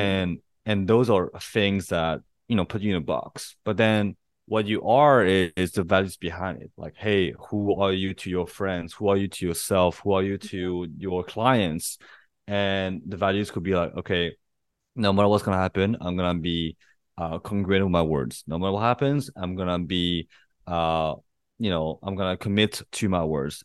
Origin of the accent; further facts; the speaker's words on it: Paris, Île-de-France, France; moved away as an adult; also born or lived in Santa Barbara, California, United States; now in Bangkok, Thailand; I was born and raised in Paris and, uh, but I'm Chinese